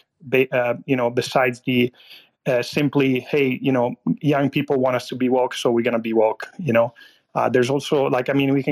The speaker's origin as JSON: {"language": "English", "country": "Italy", "tie": "born or raised there", "moved": "yes", "lives_now": "United States", "said": "I was born and raised in Italy. And I grew up on nepotism."}